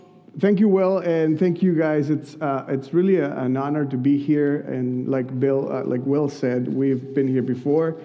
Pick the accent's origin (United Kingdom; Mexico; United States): Mexico; moved away; I'm from Mexico